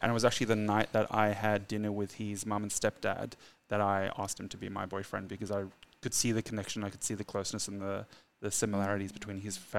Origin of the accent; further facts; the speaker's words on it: South Africa; now in Australia; I'm South African and we immigrated to Australia in 2002.